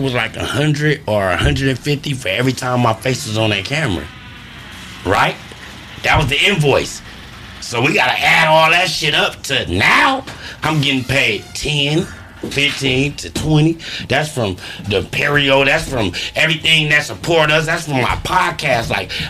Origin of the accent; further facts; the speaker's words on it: Oakland, California, United States; All my people from Acorn, California, nigga. West Oakland, nigga.